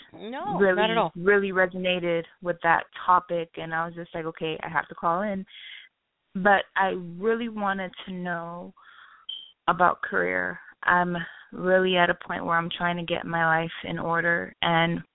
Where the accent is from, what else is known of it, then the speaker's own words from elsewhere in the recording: Miami, Florida, United States; also born or lived in Haiti; I'm from Haiti, and I've lived in Miami since I was like 7. So I'm basically like a Miamian now